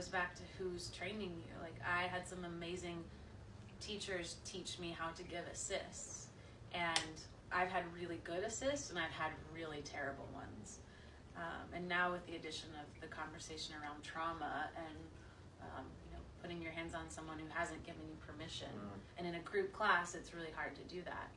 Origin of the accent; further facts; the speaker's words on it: Abilene, Texas, United States; also born or lived in New York; now in Austin, United States; I grew up in West Texas.